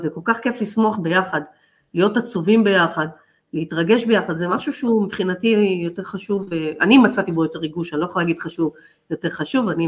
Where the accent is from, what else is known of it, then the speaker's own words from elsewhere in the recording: Haifa, Haifa District, Israel; הייתי צריכה לנסוע מהקריות אה, להפועל חיפה